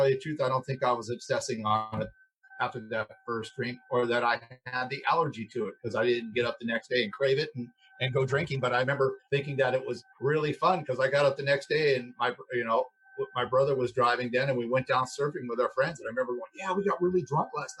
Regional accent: Los Angeles, California, United States; I grew up here in Los Angeles. I actually grew up in a motel over on La Cienega Boulevard

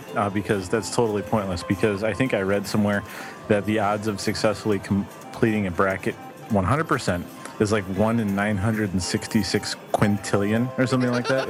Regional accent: Chicago, Illinois, United States; I'm from Chicago

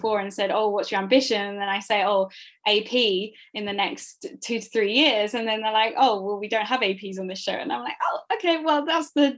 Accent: Essex, East of England, United Kingdom; I'm from Essex

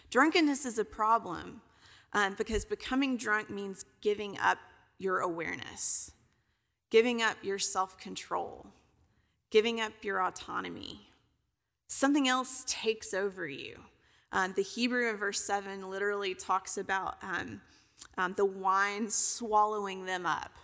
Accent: Kentucky, United States; also born or lived in Alabama / Tennessee; now in Texas, United States; I'm originally from Kentucky

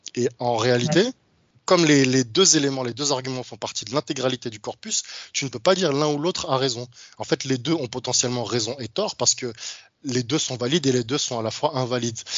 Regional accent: France; je suis d'origine africaine, j'ai grandi en France

